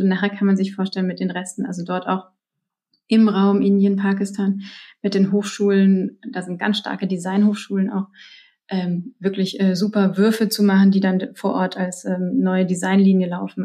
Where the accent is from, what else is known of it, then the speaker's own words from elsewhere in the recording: Germany; bei uns in Deutschland